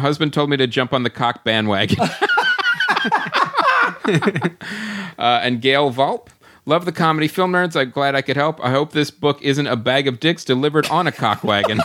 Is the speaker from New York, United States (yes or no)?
no; Pennsylvania, United States; accent: Philly; Pennsylvania, actually